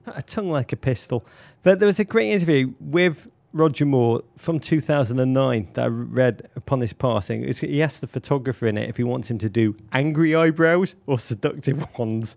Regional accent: Liverpool, North West England, United Kingdom; moved away; a boy growing up in Liverpool in the nineteen eighties

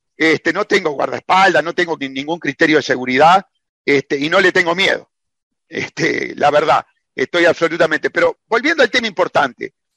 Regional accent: Uruguay; como lo pago yo en el Uruguay

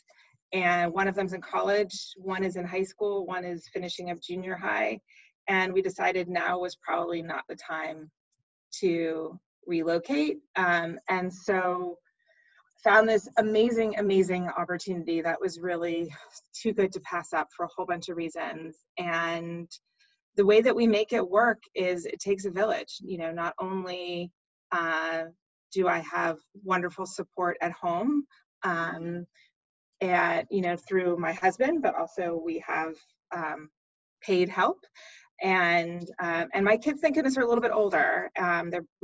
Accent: San Francisco Bay Area, California, United States; also born or lived in Los Angeles; I'm originally from the San Francisco Bay Area

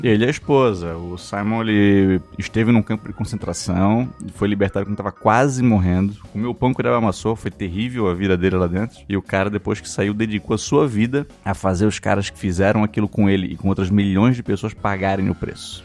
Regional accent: South Region, Brazil; A, a gente é sulista, mas se a gente falar que a gente é do sul

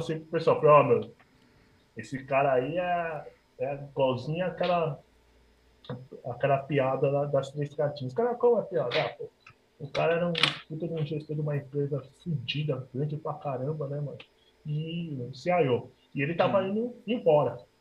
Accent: Minas Gerais, Brazil; born or raised there

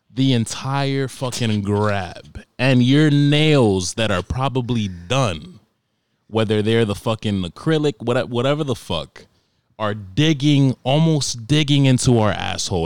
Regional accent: New York, United States; I grew up, like, growing up in New York

